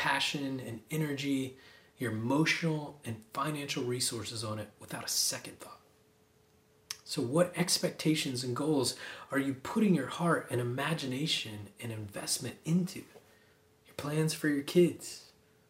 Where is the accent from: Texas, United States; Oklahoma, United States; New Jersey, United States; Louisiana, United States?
Oklahoma, United States; I grew up in Oklahoma, where high school football is a religion.